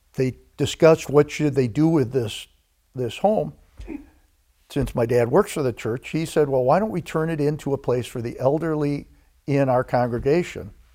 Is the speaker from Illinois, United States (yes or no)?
yes; DeKalb, Illinois, United States; Grew up in a town called DeKalb, Illinois